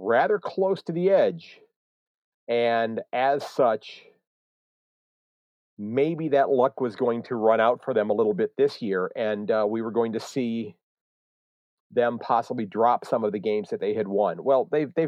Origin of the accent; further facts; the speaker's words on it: Cleveland area, Ohio, United States; I'm born and raised in the Cleveland area, about an hour west of Cleveland.